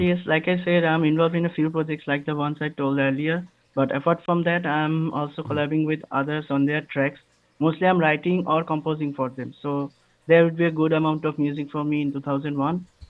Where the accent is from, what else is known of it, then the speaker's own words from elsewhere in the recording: Kolkata, West Bengal, India; I'm from Calcutta, India. It's nowadays called Kolkata